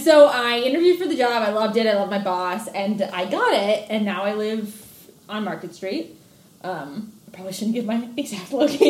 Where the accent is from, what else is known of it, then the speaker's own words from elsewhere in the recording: Chicago, Illinois, United States; now in Delaware, United States; I'm from Chicago, actually.